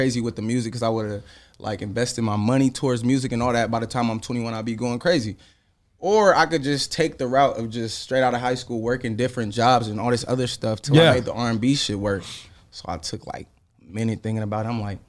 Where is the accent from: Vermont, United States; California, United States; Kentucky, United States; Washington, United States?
California, United States; Sacramento; born or raised there; also born or lived in Honolulu, Hawaii